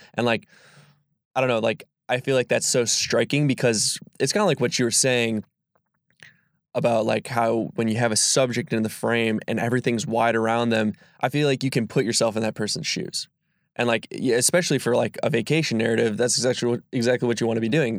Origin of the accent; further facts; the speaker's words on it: Sister Bay, Wisconsin, United States; also born or lived in Milwaukee; I'm a Door County native. Um, I wouldn't say born and raised, but I was raised definitely in Sister Bay